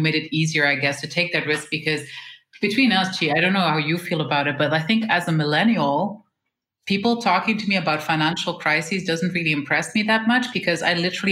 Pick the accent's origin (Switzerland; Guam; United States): Switzerland; We were born and raised in Switzerland.